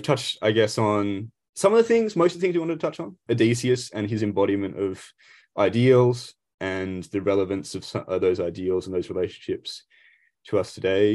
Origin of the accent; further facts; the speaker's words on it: Australia; we are Aussies.